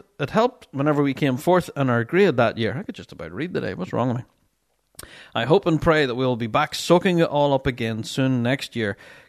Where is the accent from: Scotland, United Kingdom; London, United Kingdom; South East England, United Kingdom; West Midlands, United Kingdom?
Scotland, United Kingdom; Dunoon; I remember being a kid growing up in Dunoon in Kyle, and I lived near the park. Kyle was more exciting than Christmas in our wee town